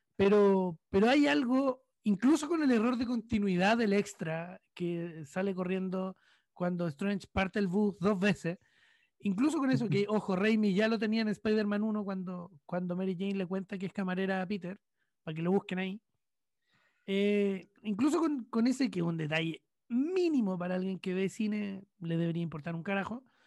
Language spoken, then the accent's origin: Spanish; Chile; soy un periodista chileno de humilde trayectoria